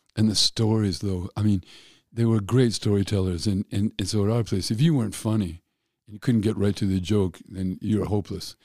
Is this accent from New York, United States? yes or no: no; Denver, Colorado, United States; I'm from an Irish family in Denver